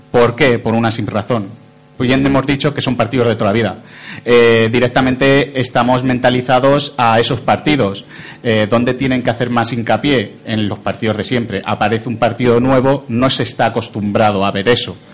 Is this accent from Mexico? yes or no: no; Getafe, Community of Madrid, Spain; soy de Getafe de toda la vida, eh, me estoy moviendo por los barrios